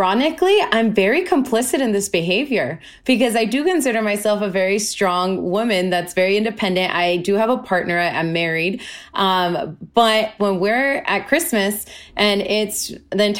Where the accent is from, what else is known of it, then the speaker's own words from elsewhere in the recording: San Diego, California, United States; moved away as an adult; now in Los Angeles, United States; I currently live in Los Angeles, but I'm originally from San Diego, California. And I grew up